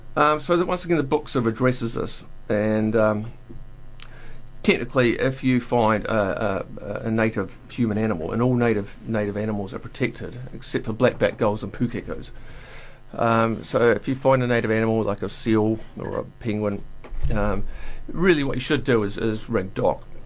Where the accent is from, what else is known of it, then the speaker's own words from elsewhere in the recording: Dunedin, Otago, New Zealand; moved away as an adult; also born or lived in Wellington; my hometown of Dunedin